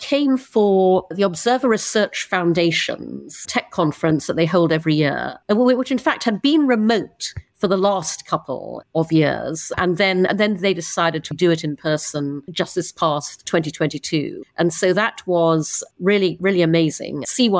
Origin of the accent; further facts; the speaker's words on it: Brunei; also born or lived in United Kingdom; I'm half English, half Chinese. I was born in the UK, but when I was 6, my parents moved to Brunei in Borneo. And so I grew up in Brunei, grew up traveling all around Asia